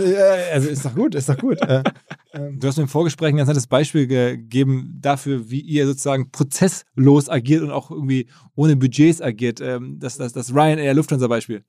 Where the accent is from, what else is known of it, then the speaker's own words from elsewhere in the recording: Ruhr area, North Rhine-Westphalia, Germany; gebürtigen Ruhrgebietler